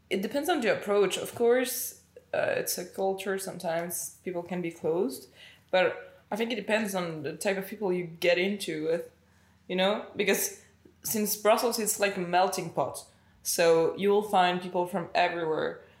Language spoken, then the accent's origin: English; Mexico; English is a second language; moved away; Like when I arrived here I was like super open because I came from Mexico, so I was used to like be super open about everything.